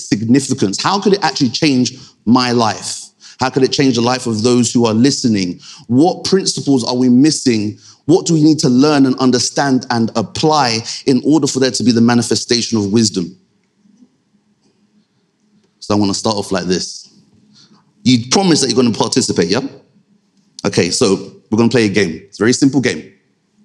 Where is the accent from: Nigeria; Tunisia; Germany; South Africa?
Nigeria; Being Nigerian, having a, you know, clearly a Nigerian background